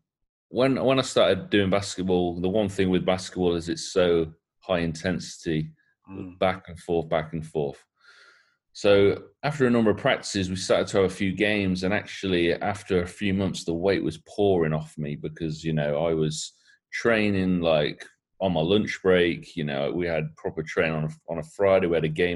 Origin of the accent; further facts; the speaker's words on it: Coventry, West Midlands, United Kingdom; I did grow up in Coventry. I grew up in your Henley Green area.